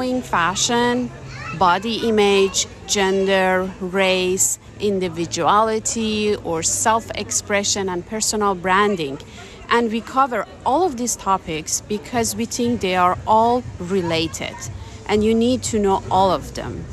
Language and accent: English; Iran; moved away; I'm originally from Iran. I moved here 18 years ago.